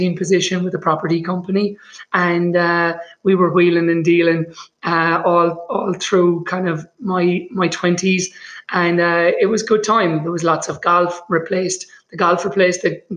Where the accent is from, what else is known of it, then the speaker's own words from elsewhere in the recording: Limerick, Munster, Ireland; now in Boulder, United States; I grew up in Limerick in Ireland on the West Coast